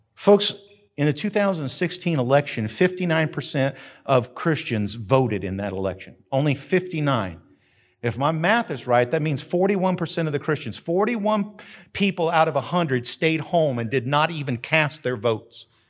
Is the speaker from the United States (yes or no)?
yes; New Mexico, United States; now in Macon County, North Carolina, United States; I grew up in New Mexico